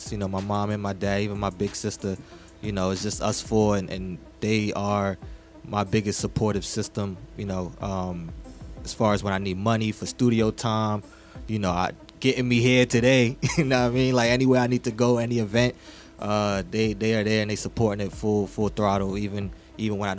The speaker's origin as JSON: {"language": "English", "town": "Mount Vernon", "region": "New York", "country": "United States", "also_born_or_lived": "Bronx", "said": "Yes, so I'm from Money Earning Mount Vernon uh"}